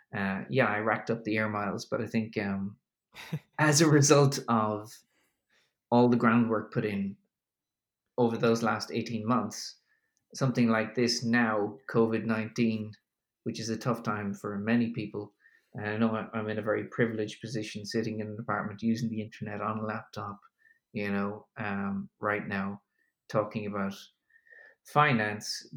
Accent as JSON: {"language": "English", "country": "Ireland", "also_born_or_lived": "New York", "moved": "yes", "lives_now": "Berlin, Germany", "said": "I'm an Irishman uh, living in Germany at the moment"}